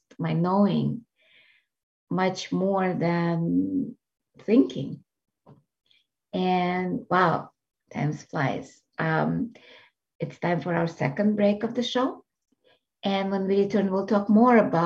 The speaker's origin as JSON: {"language": "English", "country": "Russia", "tie": "born or raised there", "moved": "yes", "said": "I grew up in Russia"}